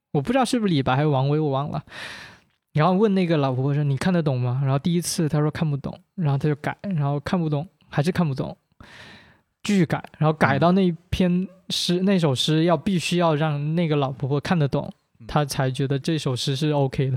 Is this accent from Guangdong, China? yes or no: yes; Guangdong, China; first language Teochew; Chinese is a second language; 我是潮汕人